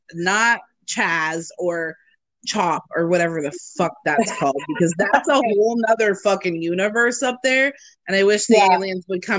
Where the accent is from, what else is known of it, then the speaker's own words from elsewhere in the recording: Washington, United States; now in Arizona, United States; because I was from Washington.